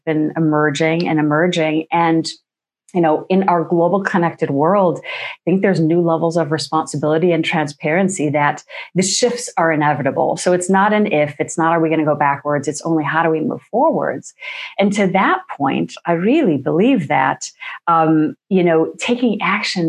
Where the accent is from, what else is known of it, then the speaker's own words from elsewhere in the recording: New York, United States; moved away as an adult; now in Norway; I'm from the States, from New York, but I live in a country now that is, you know, top of the list for gender equality